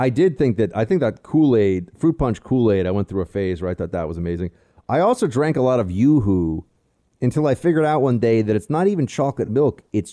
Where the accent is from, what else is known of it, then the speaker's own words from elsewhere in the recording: Midwest, United States; but I grew up in the Midwest where it was standard.